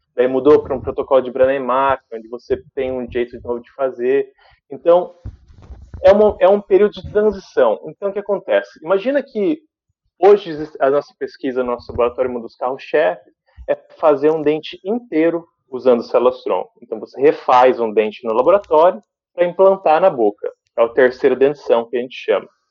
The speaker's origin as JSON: {"language": "Portuguese", "town": "Sumaré", "region": "São Paulo", "country": "Brazil", "tie": "born or raised there", "also_born_or_lived": "Santos", "moved": "as an adult", "lives_now": "London, United Kingdom", "said": "E nasci em Santos, mudei para Sumaré e fui, cresci lá."}